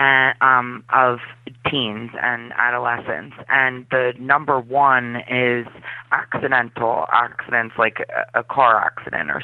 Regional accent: Philadelphia, Pennsylvania, United States; also born or lived in South Carolina; we moved to Philadelphia because that's where most of my family is from

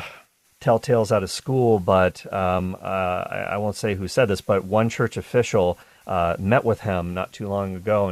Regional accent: Canada; I'm a Canadian

